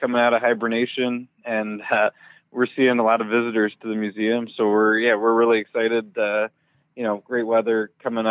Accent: Rockford, Illinois, United States; we'd make our way from Rockford to Wrigley Field

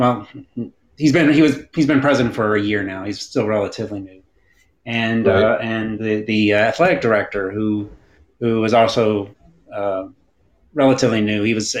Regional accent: Huntsville, Alabama, United States; moved away as an adult; now in Raleigh, United States; I've been living here in the Raleigh area for about 20 years now. But I am from Huntsville originally, born and raised there, and I'm a UAH alum.

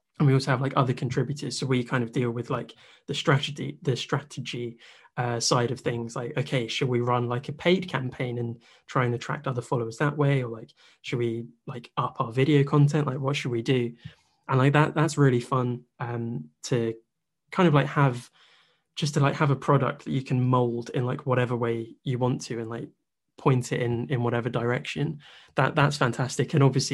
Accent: England, United Kingdom; as like an English Bayern fan

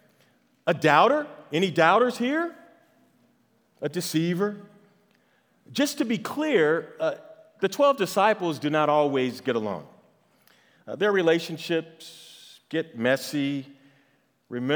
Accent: St. Louis, Missouri, United States; I am from St. Louis

